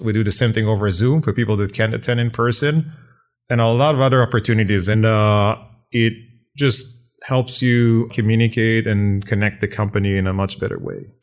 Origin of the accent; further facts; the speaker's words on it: Israel; moved away; I was born and raised in Israel